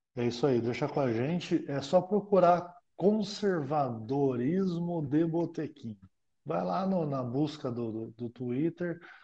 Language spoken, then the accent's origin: Portuguese; Brazil; a gente, como brasileiro